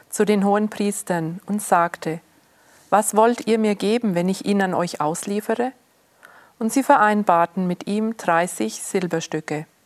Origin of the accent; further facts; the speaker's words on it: Switzerland; Die Reichsten also ich komme aus der Schweiz, man gibt sehr viel Geld aus